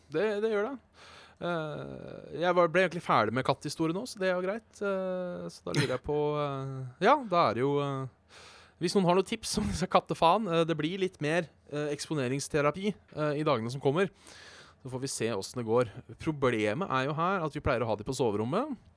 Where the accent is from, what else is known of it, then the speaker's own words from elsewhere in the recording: Hallingdal, Buskerud, Norway; moved away; also born or lived in Hønefoss; jeg da er født og oppvokst i Hallingdal